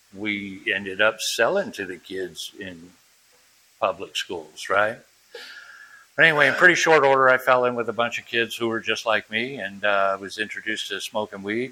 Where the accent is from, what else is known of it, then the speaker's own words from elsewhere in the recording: New Bedford, Massachusetts, United States; also born or lived in Europe; we moved back to from Europe to uh, to my dad's, uh, excuse me, my mom's hometown of uh, New Bedford, Massachusetts, and uh, 11 years old, 12 years old, something like that, 11 years old